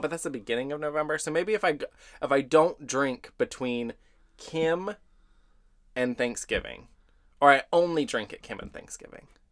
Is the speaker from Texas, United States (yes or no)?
yes; Texas, United States; I'm from Texas